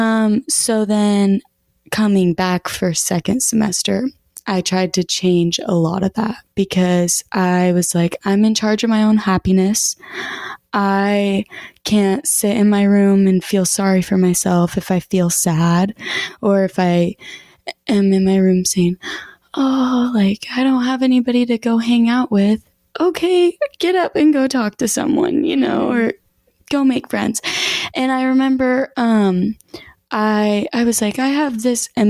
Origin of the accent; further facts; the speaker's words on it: Sumner, United States; moved away as an adult; growing up in Sumner, you have the same, you know, all the same people from elementary to middle school to high school